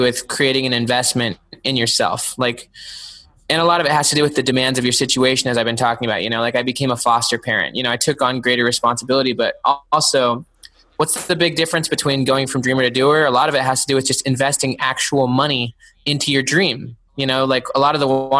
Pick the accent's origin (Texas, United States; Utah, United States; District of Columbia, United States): Utah, United States; Salt Lake City; now in Clemson, United States; I grew up in Salt Lake City, actually, just like right in the city.